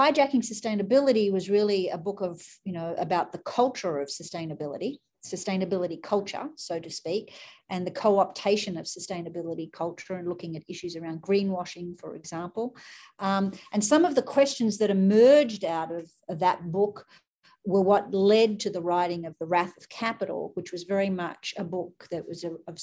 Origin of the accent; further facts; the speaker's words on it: Sydney, New South Wales, Australia; moved away as an adult; now in United States; So I grew up in Australia. I grew up in Sydney, and my family lived in the heart of Sydney.